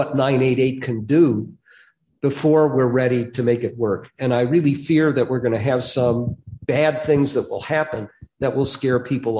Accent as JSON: {"language": "English", "region": "Minnesota", "country": "United States", "tie": "born or raised there", "said": "as a Minnesotan, around the country, I would proselytize about my home state, Minnesota nice, this incredible culture and all of that."}